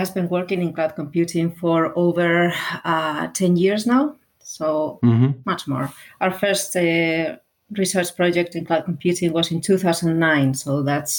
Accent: Basque Country, Spain; I am from the Basque Country.

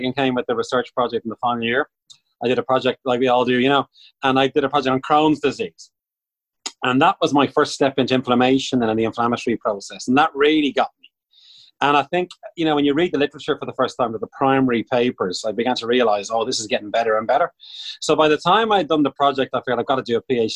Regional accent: Bray, Leinster, Ireland; I'm from Bray, County Wicklow

